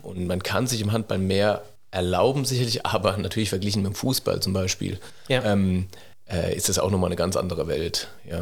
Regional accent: near Mannheim, Baden-Württemberg, Germany; also born or lived in Cologne / Heidelberg; ich bin in der Nähe von Mannheim aufgewachsen

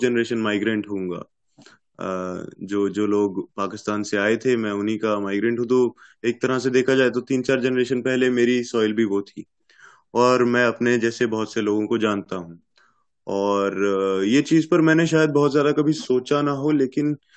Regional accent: Punjab, India; मैं तो पंजाब से हूँ पंजाबी हूँ

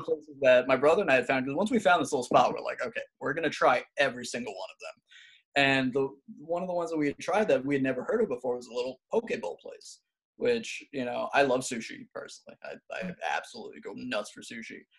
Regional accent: New York, United States; now in Alabama, United States; I'm originally from New York

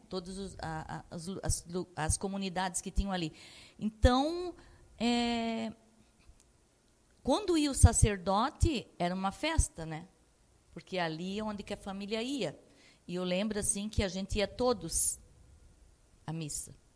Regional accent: São João Batista, Santa Catarina, Brazil; also born or lived in Joinville; com quantos anos que eu vim para Joinville, porque na verdade eu nasci em São João Batista, Tigipió

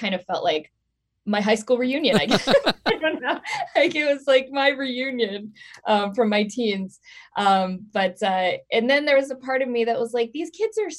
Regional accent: Portland, Oregon, United States; moved away; also born or lived in Hollywood, California; I was born in Portland, Oregon, and I moved back to Portland for a little while

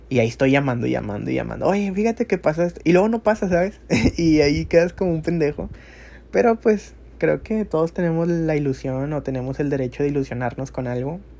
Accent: Monterrey, Nuevo León, Mexico; tengo 25 años y soy de Monterrey, Nuevo León.

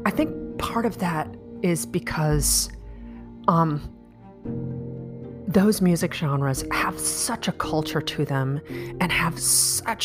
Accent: Chicago, Illinois, United States; born or raised there

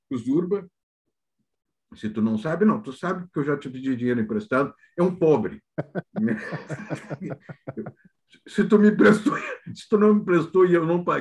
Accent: Santana do Livramento, Rio Grande do Sul, Brazil; now in Porto Alegre, Brazil; Eu, eu, eu sou de Santana do Livramento, e eu estou aqui em Porto Alegre há muito tempo e tal.

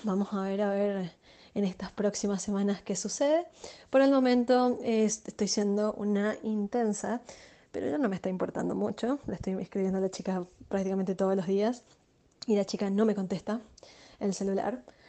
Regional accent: Chaco, Argentina; moved away as an adult; now in Asunción, Paraguay; soy chaqueña, argentina

